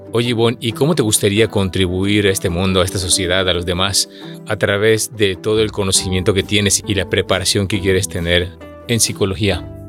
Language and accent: Spanish; Mexico; soy mexicano